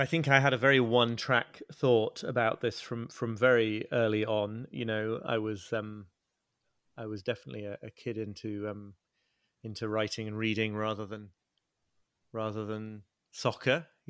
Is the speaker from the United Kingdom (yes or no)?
yes; Liverpool, North West England, United Kingdom; I'm British. I'm 46 years old. I was born in Liverpool and grew up in the north of England, near where I'm living now.